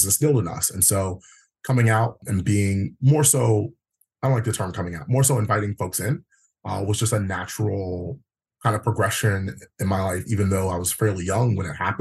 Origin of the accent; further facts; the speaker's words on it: Prince George's County, Maryland, United States; Born and raised Prince George's. I actually represent the district that I grew up in.